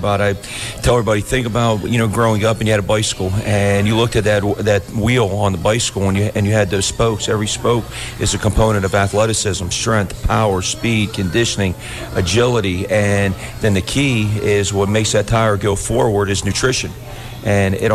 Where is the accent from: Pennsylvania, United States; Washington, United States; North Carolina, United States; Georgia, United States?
Pennsylvania, United States; About 50 miles south of Pittsburgh; now in Mishawaka, United States; About 50 miles south of Pittsburgh.